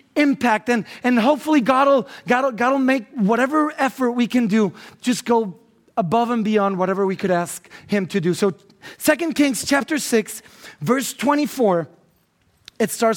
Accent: Guatemala; English is a second language; I'm from Guatemala, so English is not my main language

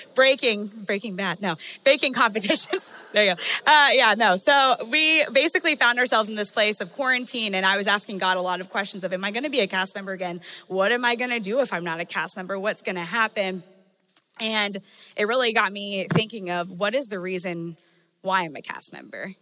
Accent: Maryland, United States; I'm from Maryland, and so I grew up going to the beach

